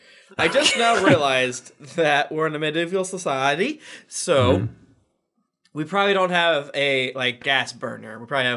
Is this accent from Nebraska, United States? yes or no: no; Florida, United States; I'm from Florida.